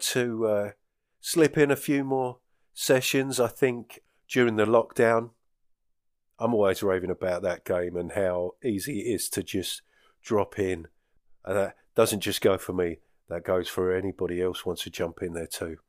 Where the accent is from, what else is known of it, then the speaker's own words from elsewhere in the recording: South Essex, East of England, United Kingdom; now in Northern Scotland, United Kingdom; In an area where I grew up in South Essex